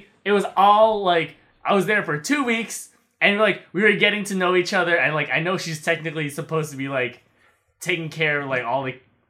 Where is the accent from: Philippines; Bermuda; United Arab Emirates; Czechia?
Philippines; now in United States; I was born back in the Philippines